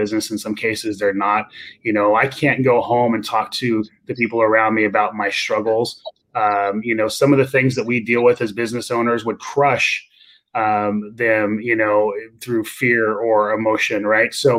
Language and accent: English; Fresno, California, United States; I'm from Fresno, right? And I'm from basically the Nowhereville of California.